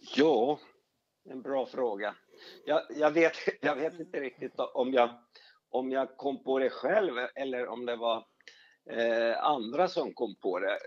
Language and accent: Swedish; Finland; moved away as an adult; now in Sweden; Jag är, jag är, jag är, är Sverigefinne, som det heter. Absolut. Jag, jag, jag kom till Sverige eh, som 18-åring och skulle sommarjobba